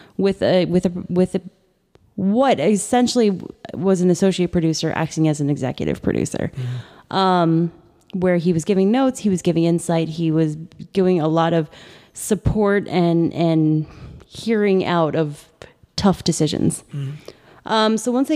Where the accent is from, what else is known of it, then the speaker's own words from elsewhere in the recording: United States; I grew up in America.